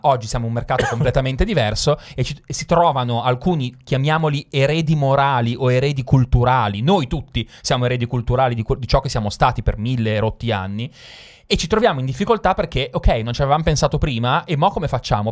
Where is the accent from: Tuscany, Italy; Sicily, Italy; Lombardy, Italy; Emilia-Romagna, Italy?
Lombardy, Italy; Milan; Io sono milanese